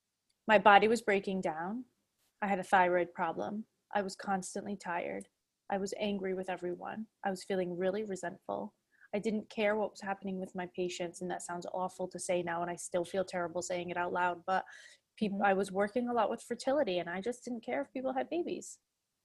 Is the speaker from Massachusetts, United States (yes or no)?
yes; Fall River, Massachusetts, United States; moved away; also born or lived in Prague; I grew up in Fall River